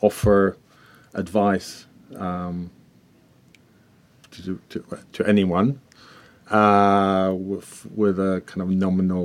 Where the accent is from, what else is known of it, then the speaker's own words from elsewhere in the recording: Israel; moved away; I'm originally from Israel